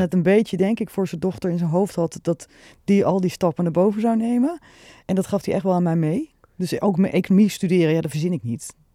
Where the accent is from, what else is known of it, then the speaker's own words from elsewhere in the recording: Nieuwegein, Utrecht, Netherlands; Ik ben echt geboren Utrecht. Getogen Nieuwegein